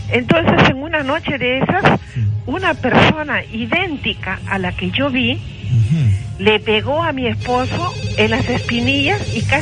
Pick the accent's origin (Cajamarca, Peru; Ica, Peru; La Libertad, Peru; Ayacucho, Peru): Cajamarca, Peru; now in Lima, Peru; pero yo soy de provincia, soy cajamarquina.